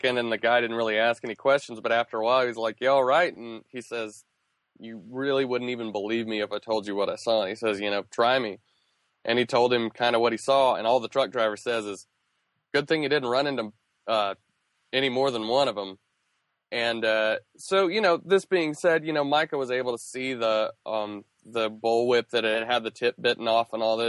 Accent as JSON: {"language": "English", "region": "North Carolina", "country": "United States", "tie": "born or raised there", "said": "I grew up in North Carolina"}